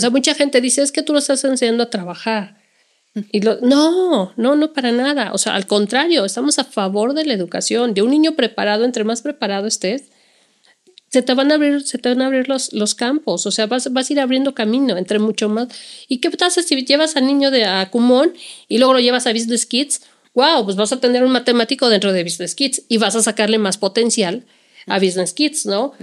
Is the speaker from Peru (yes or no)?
no; Mexico; como mexicanos